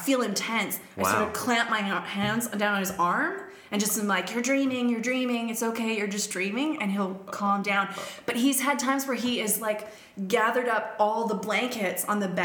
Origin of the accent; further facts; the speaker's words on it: Canada; now in Australia; I'm Canadian